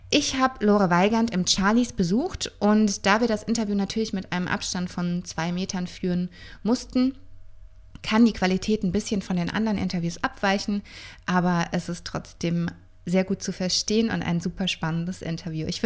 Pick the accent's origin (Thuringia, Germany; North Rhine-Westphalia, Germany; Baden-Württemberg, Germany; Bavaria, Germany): Bavaria, Germany; Würzburg; also born or lived in Berlin; Ich bin nämlich gebürtige Würzburgerin, bin in der Sanderau aufgewachsen und dann nach dem Abi mit 19 nach Berlin gezogen.